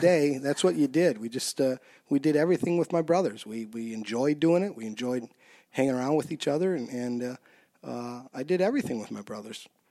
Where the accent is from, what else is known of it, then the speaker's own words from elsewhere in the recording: Saint Paul, Minnesota, United States; also born or lived in Mankato; I grew up over on the east side of Saint Paul.